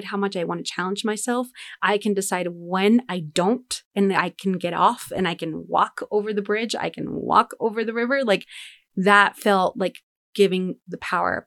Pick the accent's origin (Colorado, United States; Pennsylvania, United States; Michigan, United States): Colorado, United States; Denver; we grew up in Denver